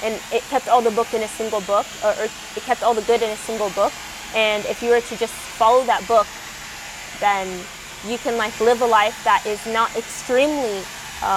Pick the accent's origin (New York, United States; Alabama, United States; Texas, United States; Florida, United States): Texas, United States; I was born and raised in Texas.